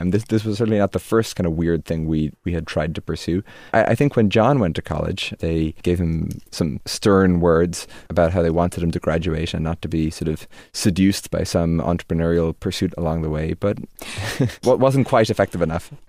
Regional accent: Dromineer, Munster, Ireland; also born or lived in Limerick, Ireland; that's where I spend most of my childhood

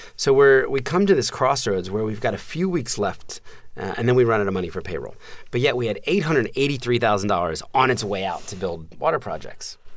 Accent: suburbs of New Jersey, United States; also born or lived in Philadelphia, Pennsylvania; when I was four, um, we moved from Philadelphia to the suburbs of, of New Jersey

